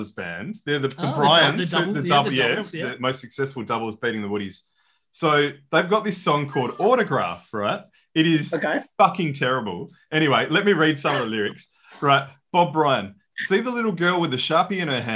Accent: Australia; I'm pretty Aussie

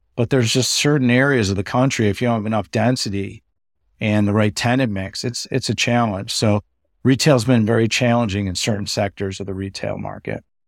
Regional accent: Chicago, Illinois, United States; I'm from Chicago, born and raised

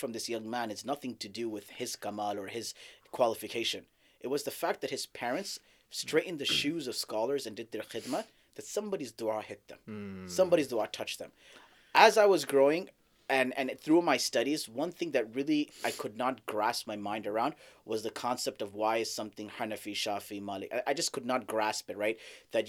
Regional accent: Saudi Arabia; also born or lived in Dallas, Texas, United States; So I was born in Dallas, Texas, but I grew up in Saudi.

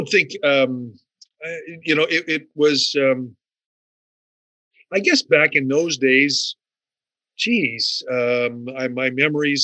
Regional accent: Sioux Lookout, Ontario, Canada; moved away; my hometown of Sioux Lookout

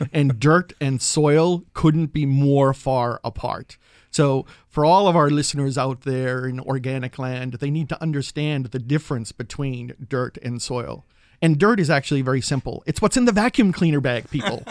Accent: New England, United States; now in Berkeley, United States; I'm from New England, and my backyard used to be the cranberry bogs and the red maple swamps

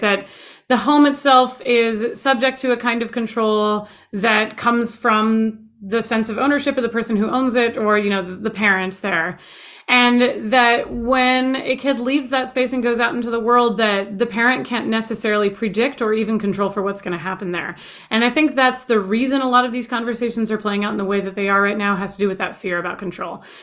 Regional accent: United States; my own nationalistic viewpoint is as an American, that's where I've been born and raised

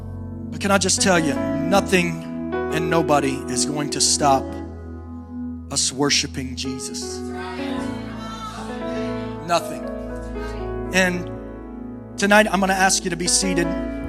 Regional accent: East Coast, United States; We're from the East Coast. West Coast is a little different

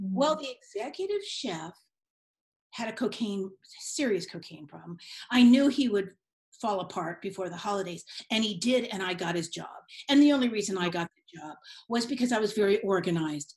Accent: San Francisco, California, United States; also born or lived in Marin; I grew up in San Francisco

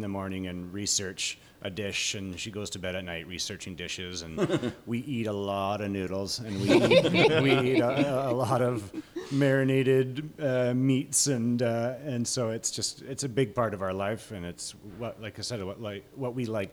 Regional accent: Victoria, British Columbia, Canada; moved away as an adult; now in Comox Valley, Canada; we're both from Victoria

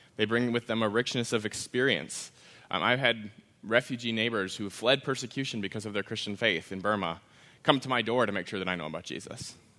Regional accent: Wisconsin, United States; I grew up in Wisconsin, in a part of Wisconsin

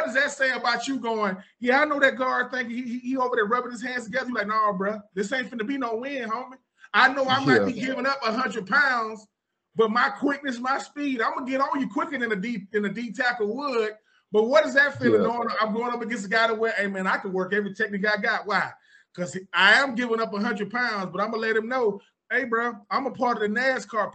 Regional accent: Texas, United States; I'm from Texas

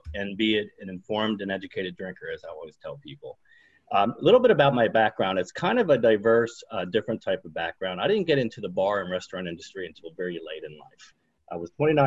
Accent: Harrisburg, Pennsylvania, United States; moved away as an adult; now in Geneva, United States; I'm originally from Harrisburg, Pennsylvania. I currently live in Geneva, New York

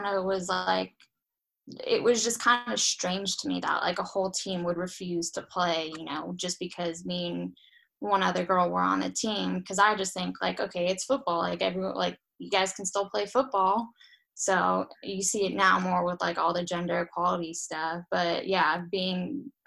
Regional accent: Los Angeles, California, United States; moved away as an adult; now in Iceland; Southern California, so in Los Angeles.

